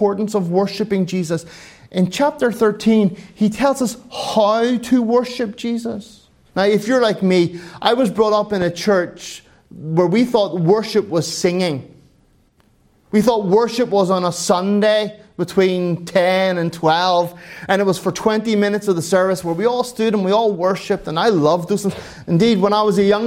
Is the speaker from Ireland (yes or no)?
yes; Ireland; moved away; I'm an Irishman